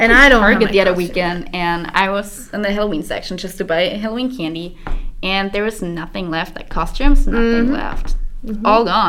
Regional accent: Germany; moved away; I grew up in Germany

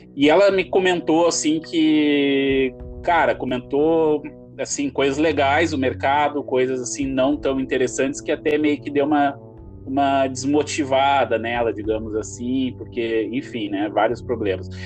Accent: Gramado, Rio Grande do Sul, Brazil; quando eu era criança eu morei em Gramado, aqui no Rio Grande do uhum. Sul

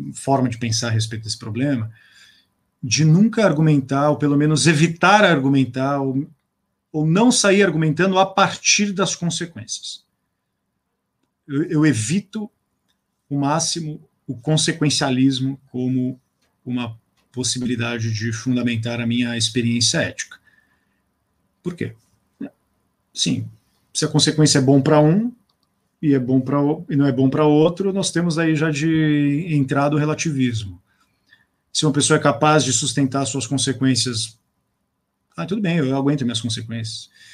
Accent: Brazil; nós nos autocompreendemos como brasileiros

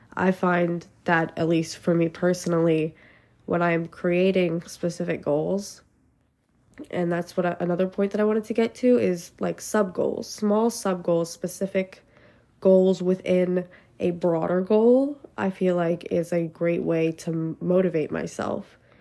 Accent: Pennsylvania, United States; I'm from Pennsylvania

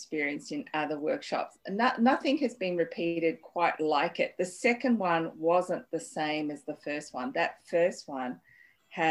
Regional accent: Sydney, New South Wales, Australia; And they started Chinese restaurants in Sydney. And growing up in the back of the restaurant in Redfern with my popo

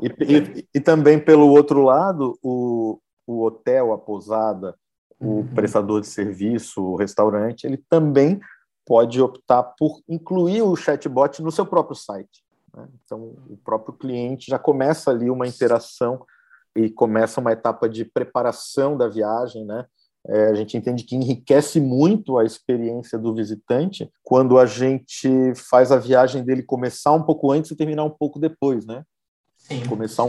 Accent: Florianópolis, Santa Catarina, Brazil; eu sou é, catarinense de Floripa, minha família, família da minha mãe toda da Serra de Lages

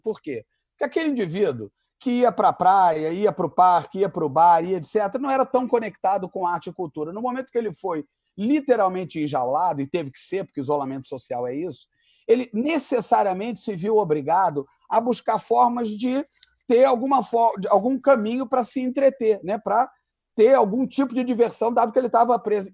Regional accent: Rio de Janeiro, Brazil; also born or lived in Zurich, Switzerland; eu nasci casualmente em Zurique, na Suíça alemã. Mas com essa cara aqui, eu não tenho a menor cara de Suíça. Então, eu voltei para o Brasil em 1968, eu sou de 66. Então, o que eu quero dizer é o seguinte: eu sou carioca totalmente de coração e de alma

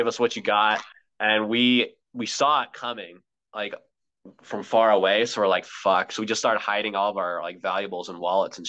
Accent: Colorado, United States; Yeah, well, since I grew up in Colorado, honestly, like anything mountains

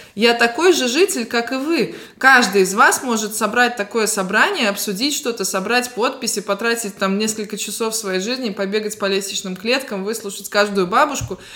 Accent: Latgale, Latvia; я приехала из Латгали

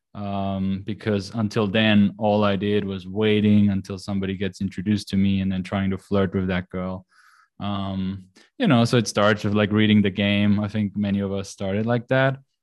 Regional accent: Austria; moved away as an adult; I'm Austrian. So, I grew up in Austria. I grew up on the countryside.

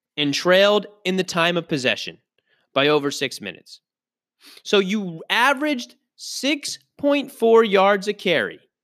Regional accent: Pittsburgh, Pennsylvania, United States; I'm from Pittsburgh, born and raised

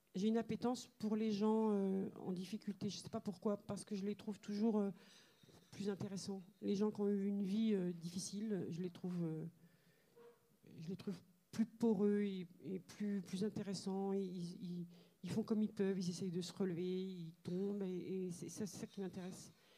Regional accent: Algeria; moved away; mon enfance euh, en Algérie, c'est une enfance très très heureuse

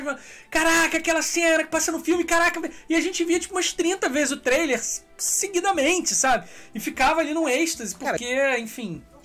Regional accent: Petrópolis, Rio de Janeiro, Brazil; Eu fui criado em Petrópolis

